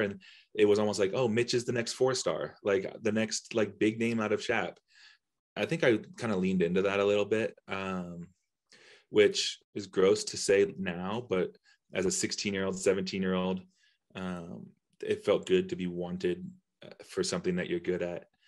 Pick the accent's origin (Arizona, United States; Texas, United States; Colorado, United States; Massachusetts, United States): Colorado, United States; Denver; also born or lived in Nashville, Tennessee; I'm from Denver